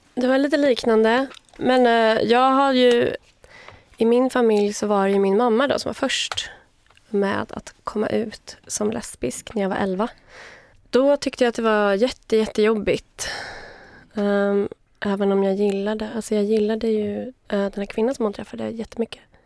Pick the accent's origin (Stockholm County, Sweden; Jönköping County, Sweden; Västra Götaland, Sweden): Stockholm County, Sweden; Vaxholm; also born or lived in Uppsala; Jag är född i Uppsala, uppvuxen utanför Stockholm, i Vaxholm